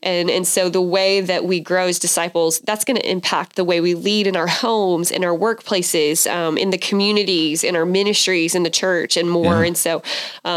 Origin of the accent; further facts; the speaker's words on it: Athens, Georgia, United States; moved away as an adult; now in Waco, United States; we had moved from my hometown of Athens, Georgia, to Waco, and I knew nobody